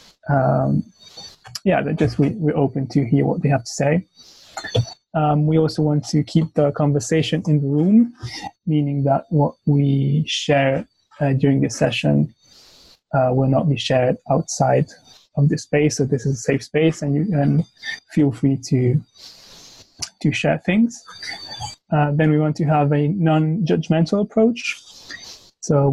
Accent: Belgium; also born or lived in Italy; now in London, United Kingdom; I come from Italy, but I grew up in Belgium

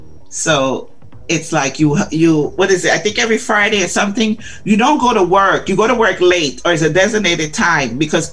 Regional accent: Guyana; So when I tell people I'm from Guyana, they're like, Ghana? I'm like, no, Guyana.

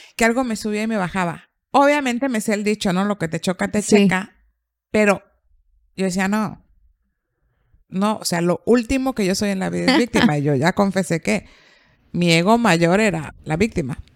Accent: Mexico; yo soy una mexicana muy mexicana

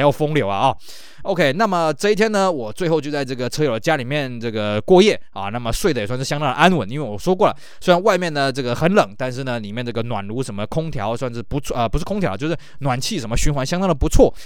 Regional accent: Taiwan; 在我们台湾这边呢，我们很难去想象那种冷度

